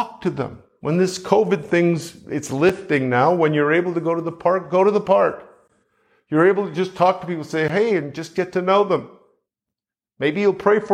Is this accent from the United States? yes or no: no; Canada; I'm from Canada